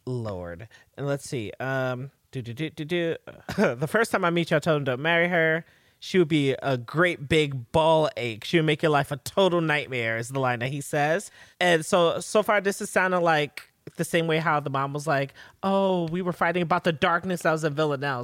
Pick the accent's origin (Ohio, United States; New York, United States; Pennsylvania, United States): New York, United States; I'm a New Yorker